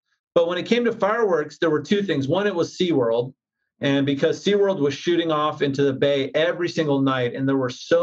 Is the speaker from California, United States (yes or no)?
yes; Vista, California, United States; growing up in Vista, being a fisherman and a surfer